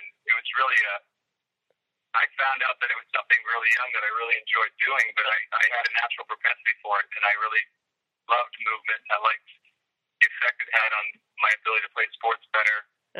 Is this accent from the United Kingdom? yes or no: no; Boston, Massachusetts, United States; I grew up in the Boston area.